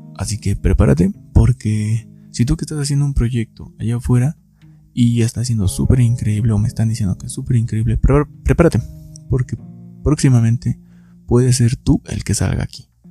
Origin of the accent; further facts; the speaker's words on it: Hidalgo, Mexico; soy de Hidalgo